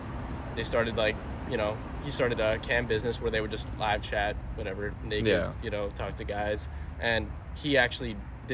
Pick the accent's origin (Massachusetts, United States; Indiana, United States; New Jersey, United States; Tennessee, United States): Massachusetts, United States; Boston; moved away as an adult; also born or lived in New Hampshire; now in Florida, United States; I'm from Boston